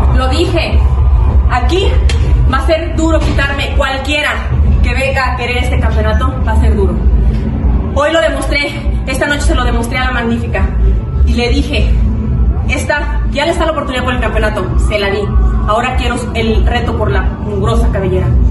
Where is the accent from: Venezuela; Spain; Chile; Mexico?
Mexico; Guadalajara, Jalisco; soy de Guadalajara